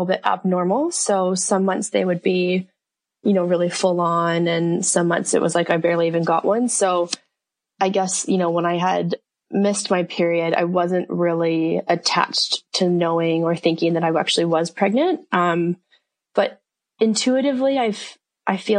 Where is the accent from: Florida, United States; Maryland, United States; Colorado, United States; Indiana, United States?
Colorado, United States; moved away as an adult; also born or lived in Australia / Auckland, New Zealand; now in Mount Maunganui, New Zealand; I am originally from the States. So I'm from Colorado, and I moved to New Zealand